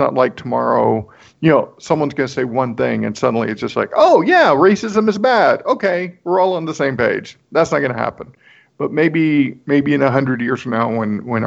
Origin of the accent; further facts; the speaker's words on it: Corpus Christi, Texas, United States; moved away; I grew up in South Texas, which is predominantly Hispanic